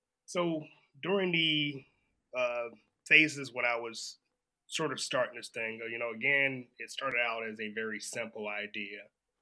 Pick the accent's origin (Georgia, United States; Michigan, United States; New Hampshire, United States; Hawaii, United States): Georgia, United States; Savannah; moved away as an adult; now in Japan; I am from Savannah, Georgia.